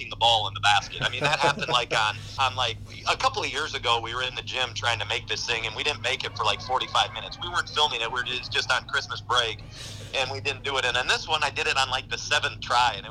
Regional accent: Miller, South Dakota, United States; I grew up in Miller, so I was running around the Wessington Springs baseball field

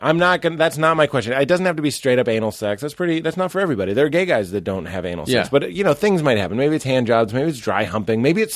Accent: Canada; I'm Canadian.

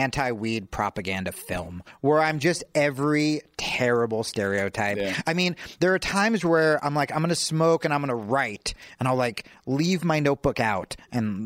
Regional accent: New Jersey, United States; I grew up poor and in New Jersey

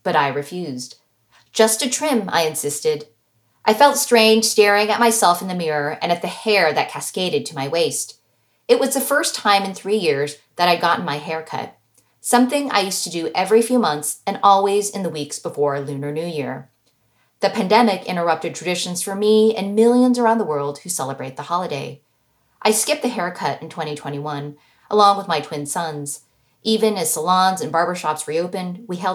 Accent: United States; the American-born daughter of immigrants

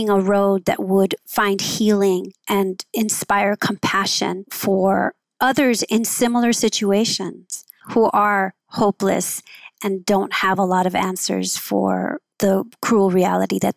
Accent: Los Angeles, California, United States; also born or lived in Oakland; I grew up in Southeast

